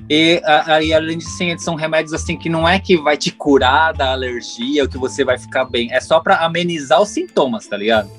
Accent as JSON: {"language": "Portuguese", "region": "São Paulo", "country": "Brazil", "moved": "yes", "said": "a gente é de São Paulo"}